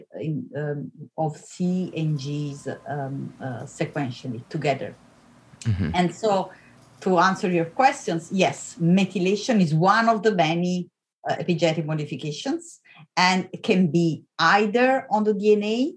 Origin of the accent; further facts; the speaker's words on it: Italy; moved away as an adult; also born or lived in Vienna, Austria / Oxford, United Kingdom; now in Stanford, United States; I'm Italian. So I come from Italy. I was born and raised in Italy